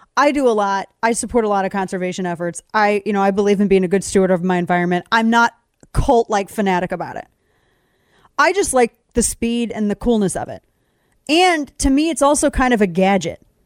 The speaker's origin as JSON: {"language": "English", "country": "United States", "said": "I'm an American"}